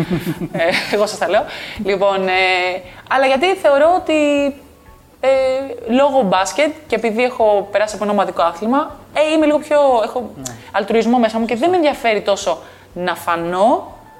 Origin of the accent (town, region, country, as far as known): Greece; also born or lived in Texas, United States / New York, United States